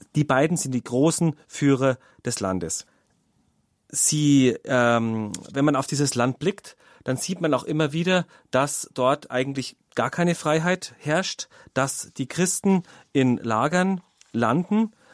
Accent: Germany; bei uns in Deutschland

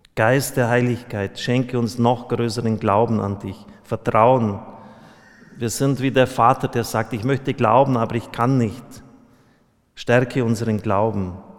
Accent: Bavaria, Germany; bei uns in Bayern

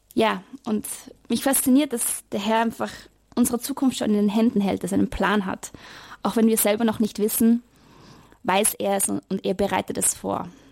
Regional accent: Vienna, Austria; moved away; Also ich komme aus Wien und ich habe in die letzten Jahre dort in Wien studiert

